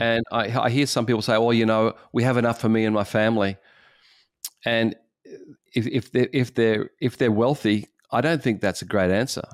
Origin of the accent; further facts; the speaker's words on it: Australia; as an Australian